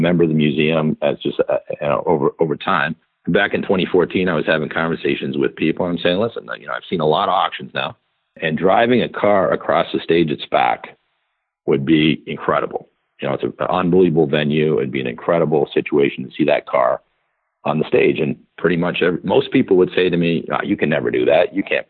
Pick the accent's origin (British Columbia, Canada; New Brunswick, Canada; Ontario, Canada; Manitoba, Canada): Ontario, Canada; Toronto; moved away as an adult; now in United States; I grew up in Canada, in Toronto, parents that immigrated from Ireland and England separately